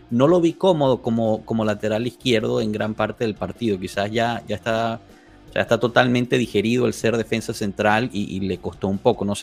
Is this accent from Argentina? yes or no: no; Mexico; Soy mexicano.